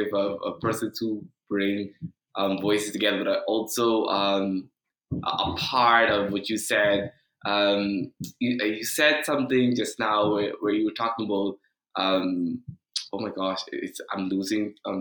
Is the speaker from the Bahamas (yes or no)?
yes; Bahamas; moved away; I come from a family growing up in the Bahamas